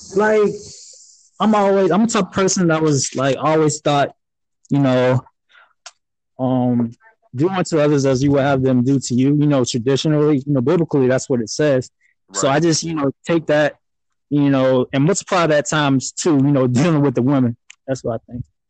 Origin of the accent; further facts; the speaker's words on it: Panama City, Florida, United States; moved away as an adult; also born or lived in Fort Lauderdale, Florida; I'm originally from Panama City